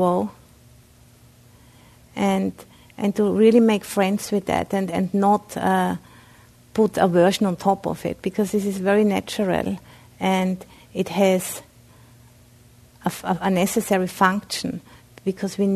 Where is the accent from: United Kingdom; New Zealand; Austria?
Austria; English is a second language; moved away; I'm originally from Austria, so I have a bit of an accent.